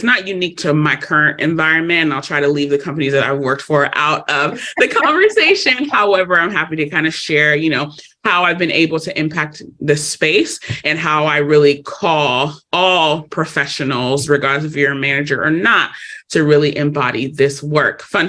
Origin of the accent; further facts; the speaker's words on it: Los Angeles, California, United States; I am born and raised in Los Angeles, California